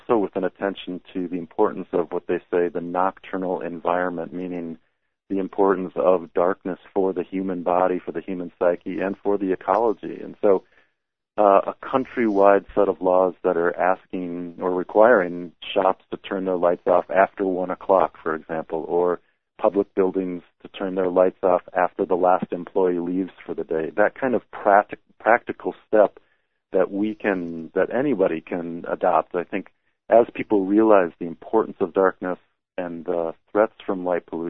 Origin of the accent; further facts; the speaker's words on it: Minnesota, United States; as a child growing up in Minnesota